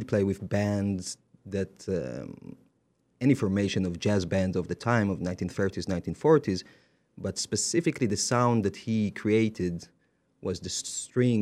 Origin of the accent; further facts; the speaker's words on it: Jerusalem, Jerusalem District, Israel; moved away as an adult; now in Paris, France; I grew up in Jerusalem playing jazz music